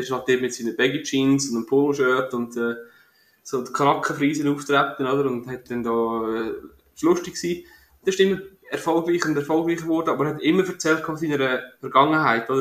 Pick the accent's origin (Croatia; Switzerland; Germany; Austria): Switzerland; als Schweizer, äh, Durchschnittsbürger